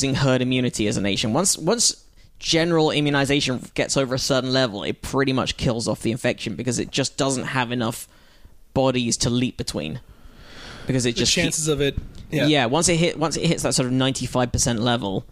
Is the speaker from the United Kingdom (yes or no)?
yes; United Kingdom; I'm British